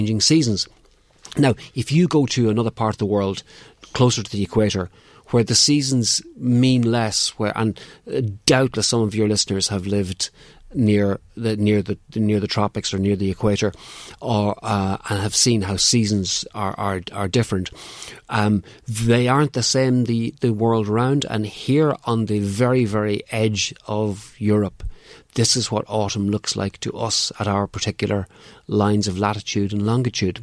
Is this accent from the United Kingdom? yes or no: no; Clones, County Monaghan, Ireland; I'm from Clonus in County Monaghan